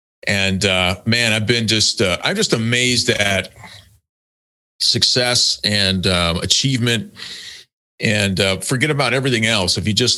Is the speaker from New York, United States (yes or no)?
yes; Buffalo, New York, United States; moved away; also born or lived in Boston; I grew up in Buffalo